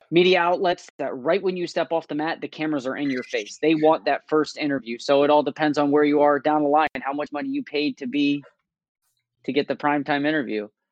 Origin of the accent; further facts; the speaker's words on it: United States; me being American